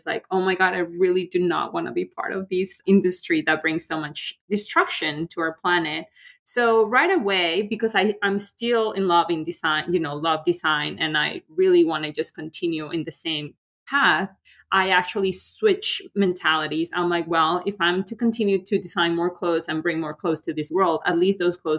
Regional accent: León, Guanajuato, Mexico; moved away as an adult; now in New York, United States; I'm from León, Guanajuato. León is like a big leather and shoe industry. Like my father had a shoe factory. Some of my family members have tanneries. So kind of like I grew up in that world

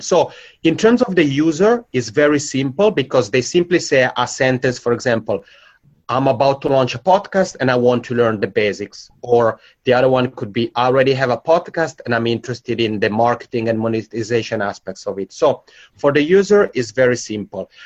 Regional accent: Italian-speaking part of Switzerland, Italian-speaking Switzerland, Switzerland; accent: macaroni accent; English is a second language; moved away as an adult; now in Helsinki, Finland; I'm originally from the Italian-speaking part of Switzerland, so that's where my macaroni accent comes from, and I've lived here in Helsinki for five years.

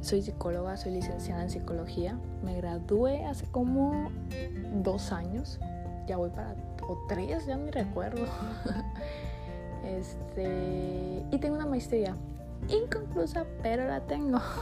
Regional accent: Sonora, Mexico; accent: norteño; also born or lived in Puebla; soy de una ciudad muy pequeña que está en el estado de Sonora. Así que si me estás escuchando y no eres del norte, eres del centro, del sur del país, y escuchas mi acento norteño, es que estás en todo lo correcto porque soy norteña

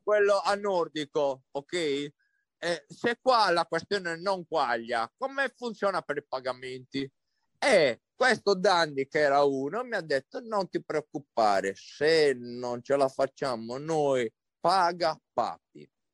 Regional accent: Sardinia, Italy; io sono sardo

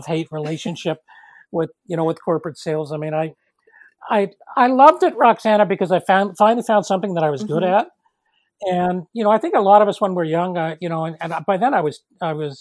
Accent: Toronto, Ontario, Canada; moved away as an adult; now in Nova Scotia, Canada; I was born in Toronto

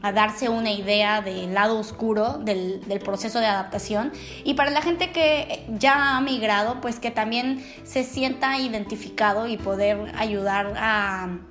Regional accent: Mexico; now in Netherlands; una mexicana viviendo en Holanda

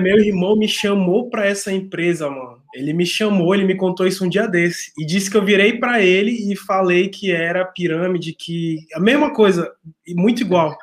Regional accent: Manaus, Amazonas, Brazil; now in Rio Grande do Sul, Brazil; eu sou de Manaus, mas eu tô no Rio Grande do Sul

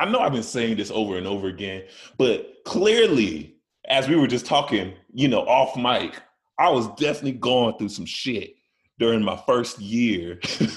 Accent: Chicago, Illinois, United States; I'm from Chicago.

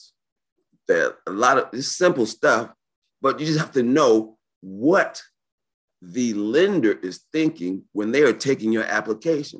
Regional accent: New York City, New York, United States; born and raised in New York City

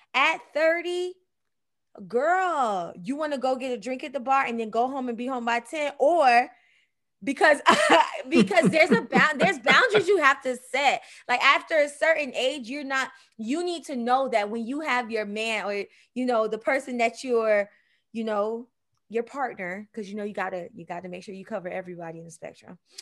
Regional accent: Miami, Florida, United States; I'm from Miami

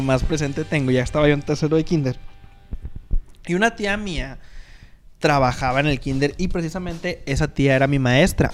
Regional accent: Mexico; somos mexicanos

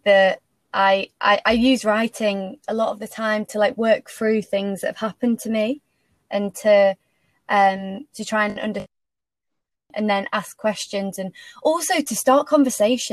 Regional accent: Macclesfield, North West England, United Kingdom; moved away as an adult; now in London, United Kingdom; I went home. I'm from Macclesfield. So I went home for like 6 months at the start.

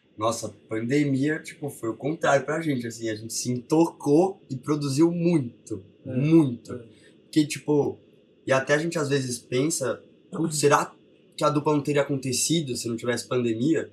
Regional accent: São Paulo, Brazil; A gente nasceu em São Paulo

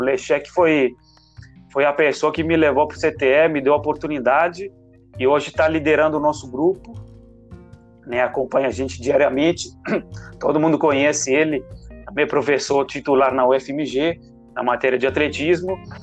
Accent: Italy; moved away as an adult; now in Brazil; eu sou italiano. Eu fui atleta lá na Itália, formei educação física na Itália

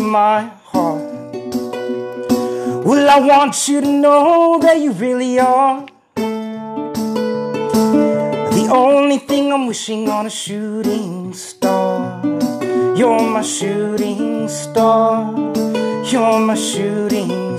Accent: California, United States; moved away as an adult; now in Pennsylvania, United States; I was born in Pennsylvania, but when I was three, my folks moved to California. Mm-hmm. So it's like, I feel, since I spent 3 to 21 out there, I feel very Californian

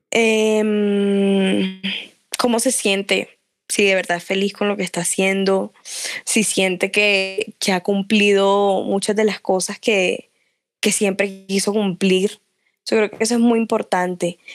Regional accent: Barranquilla, Atlántico, Colombia; first language Spanish; Soy súper costeña, amo de, de, donde vengo, lo que soy, colombiana, barranquillera

